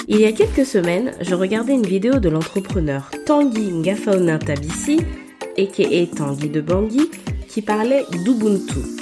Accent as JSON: {"language": "French", "country": "Gabon", "tie": "born or raised there", "said": "j'ai beaucoup évolué pendant mon enfance au Gabon"}